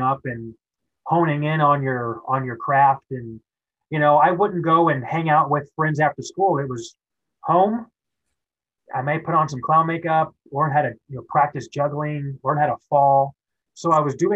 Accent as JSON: {"language": "English", "town": "Kansas City", "country": "United States", "tie": "born or raised there", "moved": "as an adult", "said": "I grew up in Kansas City"}